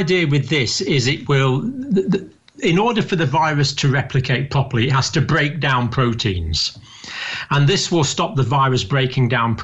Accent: Scotland, United Kingdom; also born or lived in Ireland (ancestry); now in England; I was born in Scotland, but I have proud Irish ancestry on several sides of my family

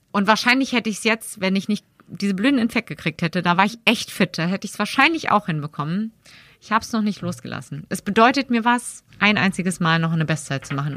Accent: Berlin, Germany; moved away as an adult; also born or lived in Cologne; Ich komme halt aus dem Westberlin

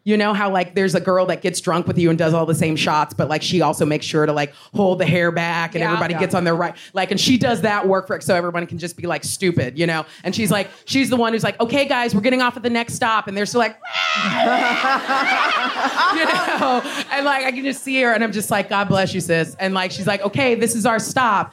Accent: United States; as an American

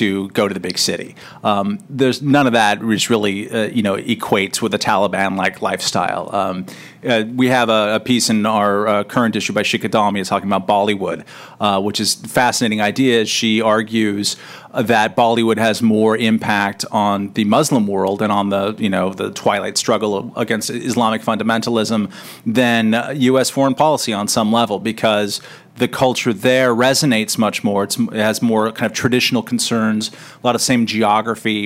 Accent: California, United States; I'm also from California.

